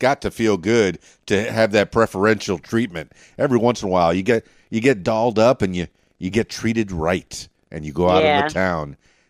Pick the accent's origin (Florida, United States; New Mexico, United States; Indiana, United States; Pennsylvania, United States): Florida, United States; Miami; now in Arkansas, United States; I mean, I'm from Miami, but, you know, I got here to Arkansas.